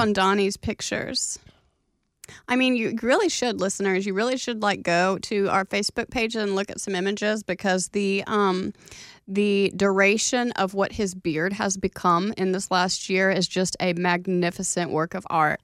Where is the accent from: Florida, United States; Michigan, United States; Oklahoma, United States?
Oklahoma, United States; moved away; I was from Oklahoma